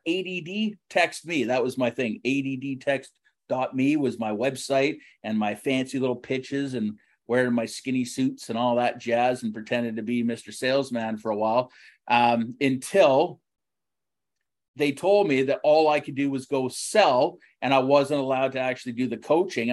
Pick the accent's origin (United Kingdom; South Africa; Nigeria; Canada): Canada; Richmond, British Columbia; I grew up in Richmond.